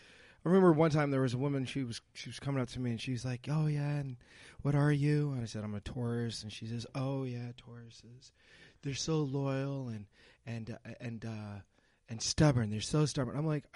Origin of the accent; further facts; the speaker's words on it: Montreal, Quebec, Canada; also born or lived in New York City, United States; I was born in Montreal